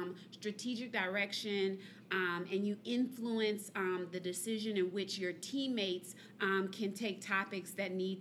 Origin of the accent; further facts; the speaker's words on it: Columbia, Mississippi, United States; I'm from Columbia, Mississippi.